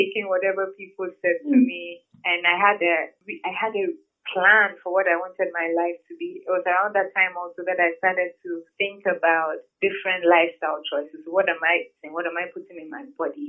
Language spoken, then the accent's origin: English; Tema, Greater Accra, Ghana; I grew up in Tema, went to Creighton and St. Paul's schools